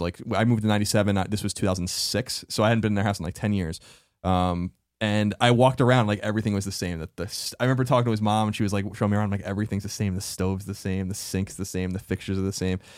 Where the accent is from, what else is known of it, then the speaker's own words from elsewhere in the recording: Long Island, New York, United States; moved away; the house I grew up in on Long Island